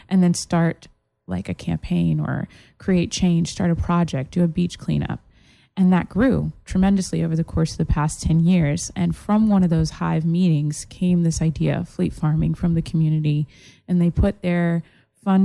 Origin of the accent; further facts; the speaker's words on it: Massachusetts, Florida, United States; now in Florida, United States; I went to high school here in Florida, but I'm originally from Massachusetts